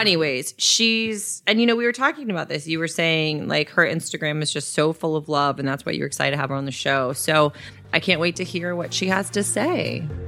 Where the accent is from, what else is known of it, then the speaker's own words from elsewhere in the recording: Florida, United States; I grew up in Florida